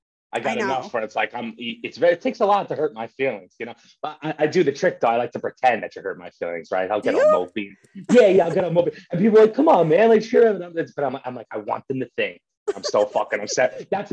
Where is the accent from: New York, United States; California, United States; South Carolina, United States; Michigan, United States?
New York, United States; Manhattan; born there; I was born in New York, yeah, Manhattan, New York.